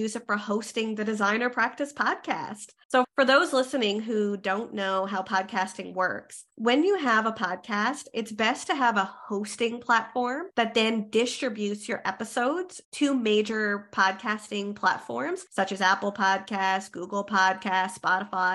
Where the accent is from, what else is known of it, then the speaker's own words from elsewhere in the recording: Canada; I am a Canadian social worker